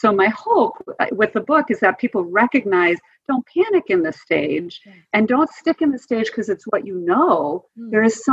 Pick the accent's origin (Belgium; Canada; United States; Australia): United States; Wisconsin; I grew up in Wisconsin